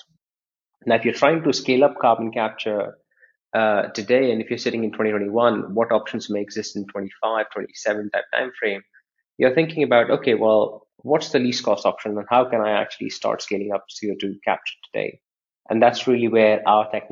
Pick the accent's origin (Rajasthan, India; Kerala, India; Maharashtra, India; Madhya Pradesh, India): Madhya Pradesh, India; Bhopal; I was born in a city that's famous for wrong reasons worldwide. City of Bhopal, which is famous for the industrial gas disaster